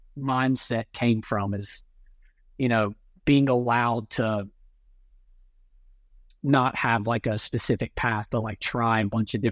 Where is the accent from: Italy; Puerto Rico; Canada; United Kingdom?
Italy; My mom, I grew up in Italy. My mom was Italian and she was more like kind of free spirited, I guess.